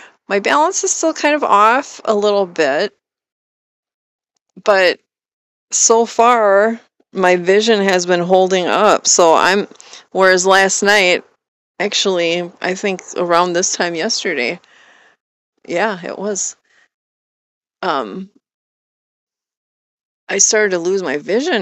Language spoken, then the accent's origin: English; Wisconsin, United States; moved away as an adult; moving back to my home state of Wisconsin